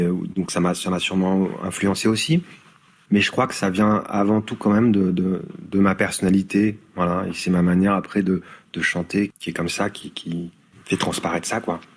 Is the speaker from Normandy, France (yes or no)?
yes; Perche, Orne, Normandy, France; moved away as an adult; also born or lived in Paris; j'ai grandi dans le dans le Perche, donc euh, dans l'Orne.